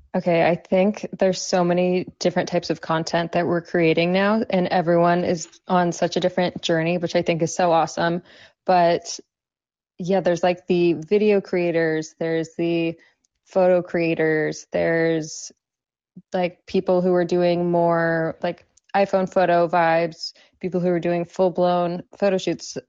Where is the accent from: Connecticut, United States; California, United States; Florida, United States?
California, United States; Southern; moved away; also born or lived in New York / Miami; I grew up in Southern California and then I lived in New York for a little